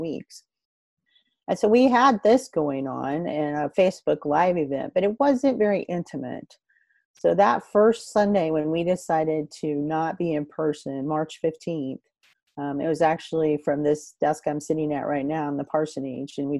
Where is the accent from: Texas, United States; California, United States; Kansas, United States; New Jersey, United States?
Kansas, United States; Northeast; moved away as an adult; now in Morris County, Kansas, United States; growing up in Northeast Kansas in Jefferson County and Atchison County